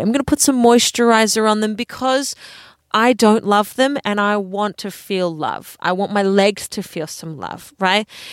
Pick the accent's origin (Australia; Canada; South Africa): Australia; Adelaide, South Australia; moved away; I am happily talking in a podcast studio in Adelaide. I never thought I would be 30 years of age living back in my hometown that I grew up, but here I am